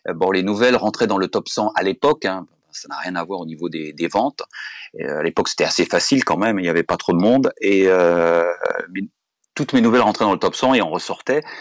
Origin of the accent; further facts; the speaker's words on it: France; moved away as an adult; also born or lived in United States; Je suis français et très fier d'être français